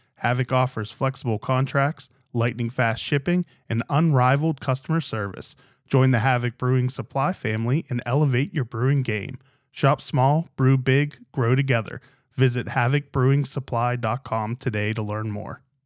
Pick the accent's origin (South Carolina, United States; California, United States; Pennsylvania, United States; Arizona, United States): Pennsylvania, United States; Pittsburgh; moved away as an adult; also born or lived in Germantown, Maryland; now in Maryland, United States; I grew up in Pittsburgh